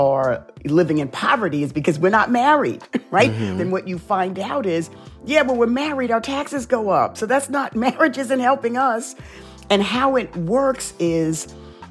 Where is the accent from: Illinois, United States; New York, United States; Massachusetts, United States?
New York, United States; New York City; growing up in the South Bronx